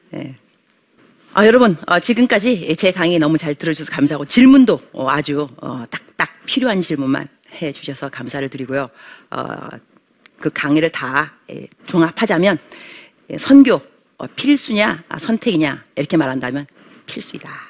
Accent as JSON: {"language": "Korean", "town": "Bupyeong", "region": "Incheon", "country": "South Korea", "said": "안녕하세요. 인천 부평에서 온"}